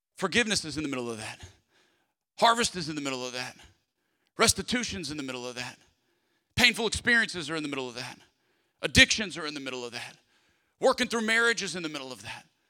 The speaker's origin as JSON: {"language": "English", "region": "South Louisiana", "country": "United States", "tie": "born or raised there", "said": "Growing up in South Louisiana"}